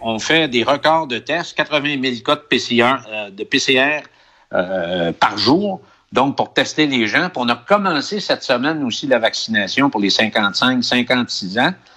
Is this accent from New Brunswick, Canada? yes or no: no; Quebec, Canada; now in Chile; chez nous